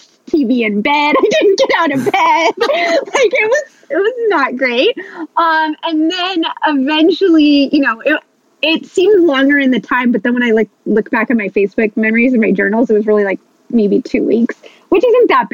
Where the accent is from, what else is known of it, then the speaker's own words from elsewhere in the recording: Los Angeles, California, United States; now in Santa Barbara, United States; I'm from Los Angeles originally